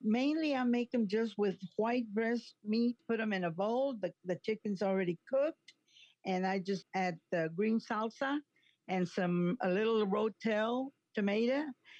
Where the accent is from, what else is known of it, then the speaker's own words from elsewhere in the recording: San Diego, Texas, United States; born there; I was born in San Diego, Texas. It's about 10 or 15 miles outside Alice, Texas, going toward Laredo.